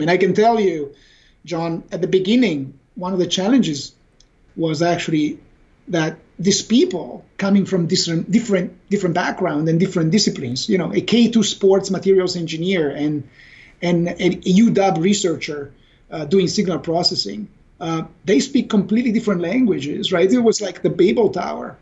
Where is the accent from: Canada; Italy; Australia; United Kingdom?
Italy; now in Redmond, United States; We were here in Redmond. Uh, we are originally from Italy, but we all worked for Microsoft Corporation